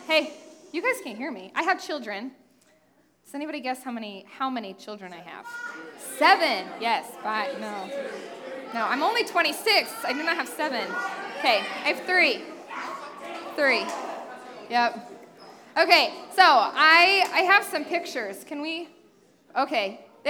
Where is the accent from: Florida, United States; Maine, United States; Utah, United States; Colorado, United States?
Utah, United States; also born or lived in Las Vegas, Nevada / Kansas City; So then I moved to Southern Utah, and then my dad went to seminary at Midwestern in Kansas City, and so my family moved here.